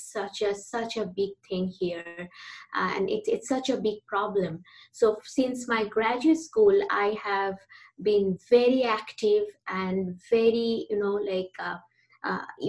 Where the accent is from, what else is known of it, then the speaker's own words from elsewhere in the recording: India; moved away as an adult; also born or lived in United States; now in Vancouver, Canada; I am from India originally. So I grew up in India